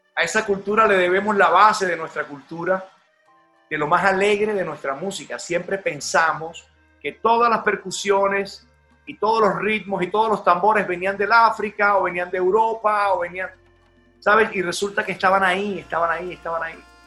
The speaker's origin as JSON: {"language": "Spanish", "country": "Colombia", "tie": "born or raised there", "said": "en este territorio que yo llamo cumbiana, en esta tierra donde yo nací."}